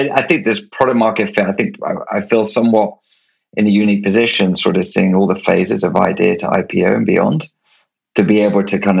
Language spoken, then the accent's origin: English; United Kingdom; I was born in Europe and in the UK